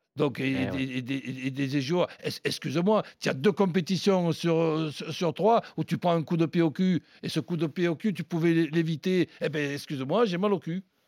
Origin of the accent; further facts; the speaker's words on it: Marseille, Provence-Alpes-Côte d'Azur, France; chez nous, à Marseille